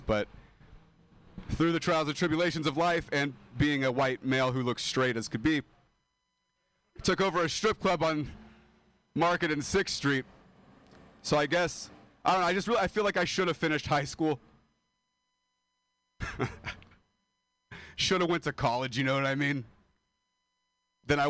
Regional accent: Modesto, California, United States; moved away as an adult; I am a dropout from Modesto, California. And I moved here to pursue comedy

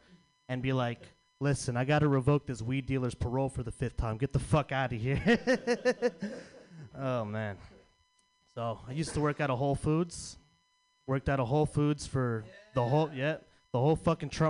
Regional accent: San Francisco, California, United States; I'm from Frisco

